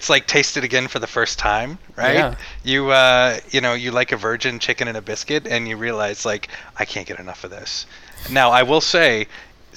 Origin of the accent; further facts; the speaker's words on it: Colorado, United States; I grew up in Colorado